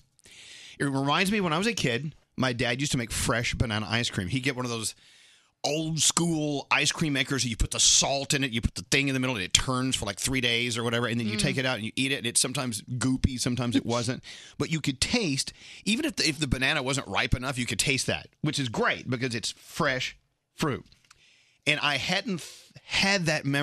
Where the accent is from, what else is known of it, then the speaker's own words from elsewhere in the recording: Scotland, United Kingdom; I'm Scottish